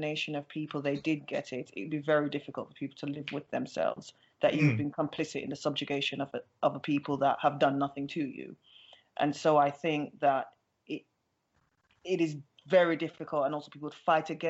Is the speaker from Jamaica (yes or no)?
yes; Jamaica; I'm from Jamaica